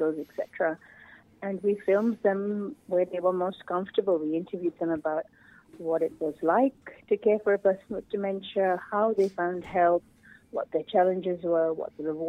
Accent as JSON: {"language": "English", "country": "India", "moved": "yes", "lives_now": "Australia", "said": "I'm from India myself"}